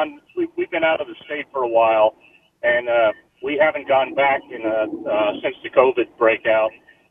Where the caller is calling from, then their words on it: Pass Christian, Mississippi, United States; I'm calling from Pas Christiane.